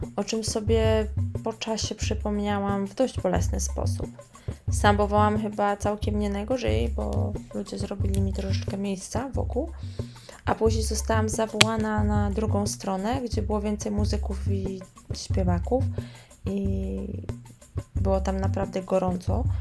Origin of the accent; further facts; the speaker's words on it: Poland; moved away as an adult; now in Rio de Janeiro, Brazil; ja jestem z Polski, z Europy